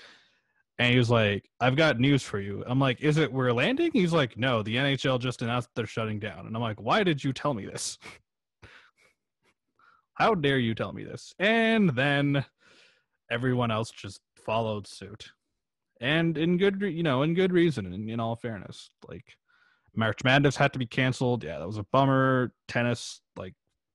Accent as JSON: {"language": "English", "area": "Toronto area", "region": "Ontario", "country": "Canada", "said": "obviously we're from Canada and we're from like the Toronto area"}